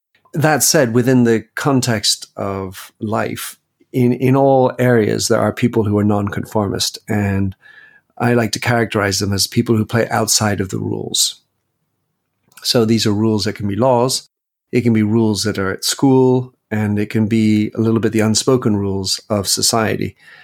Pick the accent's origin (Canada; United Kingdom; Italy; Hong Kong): United Kingdom; England; moved away; also born or lived in Belgium; I was born to American parents. I have a U.S. passport. I also have a French passport, but I was born in Belgium and I was raised in England and or at least educated in England.